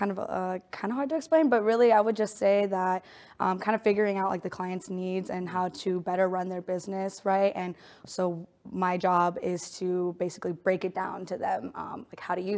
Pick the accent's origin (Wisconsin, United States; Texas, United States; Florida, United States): Texas, United States; Allen; also born or lived in Mexico (mother's origin) / El Paso (father's origin); I grew up in Allen, Texas